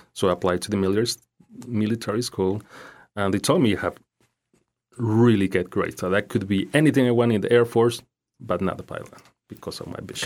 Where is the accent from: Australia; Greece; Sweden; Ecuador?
Ecuador; English is a second language; moved away as an adult; also born or lived in Naples, Florida, United States; now in Fort Myers, United States; In Ecuador until I was nineteen years old and then moved to the U, United States, to Naples for sixteen years and now in Fort Myers for the last five, six years